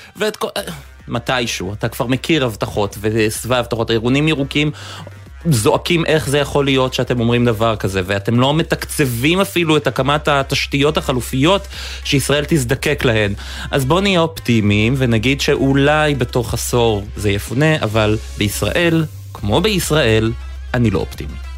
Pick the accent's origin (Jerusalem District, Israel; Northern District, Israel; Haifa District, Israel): Haifa District, Israel; Haifa; אני חיפאי במקור